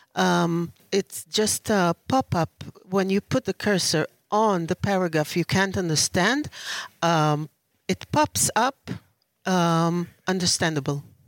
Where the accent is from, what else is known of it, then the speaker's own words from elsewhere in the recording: Tel Aviv, Tel Aviv District, Israel; I'm from Tel Aviv, Israel